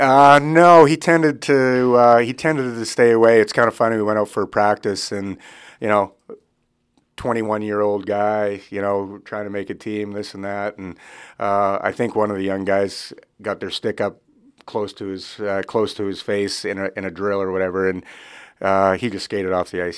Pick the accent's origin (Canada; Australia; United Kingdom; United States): Canada; Regina, Saskatchewan; growing up in Regina, Saskatchewan, uh, I, we farm back home